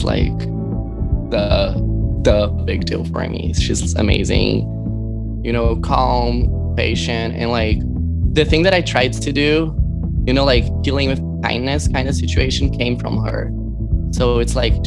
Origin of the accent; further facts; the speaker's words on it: Brazil; now in Los Angeles, United States; I was born in Brazil